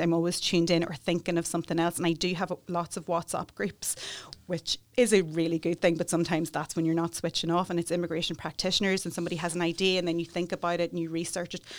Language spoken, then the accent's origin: English; Newry, Northern Ireland, United Kingdom; moved away as an adult; also born or lived in Galway, Ireland / Dublin, Ireland; I'm from Newry